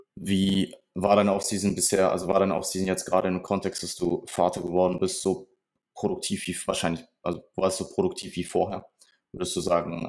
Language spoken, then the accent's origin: German; Ruhr area, North Rhine-Westphalia, Germany; Ich komme aus dem Ruhrgebiet